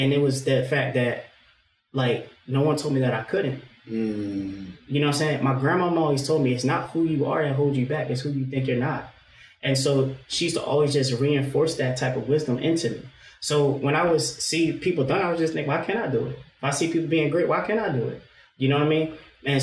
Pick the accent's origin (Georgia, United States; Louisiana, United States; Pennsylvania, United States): Pennsylvania, United States; Philadelphia; now in Glassboro, United States; As for me, I'm originally from West Philly.